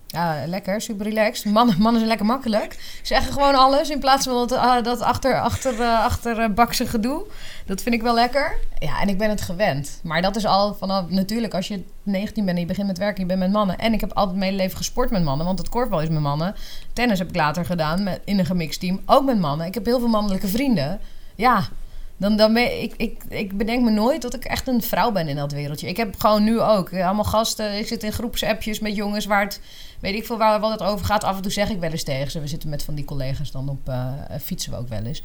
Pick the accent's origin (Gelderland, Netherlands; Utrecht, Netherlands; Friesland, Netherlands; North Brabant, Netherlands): Utrecht, Netherlands; Leusden; ik kom uit Leusden en dat eh, is een dorp bij Amersfoort